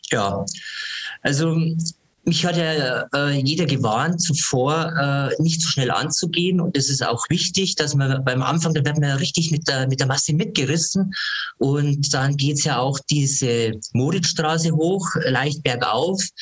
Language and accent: German; Ingolstadt, Bavaria, Germany; born there; Ich bin 57 Jahre alt, bin gebürtiger Ingolstädter, habe eigentlich schon immer Sport gemacht.